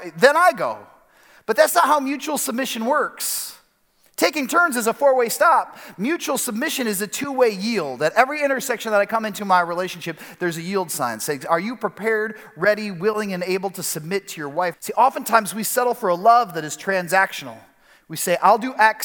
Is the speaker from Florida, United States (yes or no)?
no; Chicago, Illinois, United States; moved away as an adult; also born or lived in Detroit; now in West Michigan, United States; my wife Kelly and I, we grew up in Chicago.